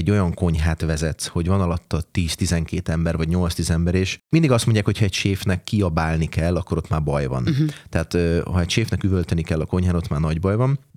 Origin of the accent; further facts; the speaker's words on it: Hungary; moved away as an adult; also born or lived in London / Ireland / Scotland / Austria; olyan családból származom, ahol, tehát egy autentikus magyar családból származom.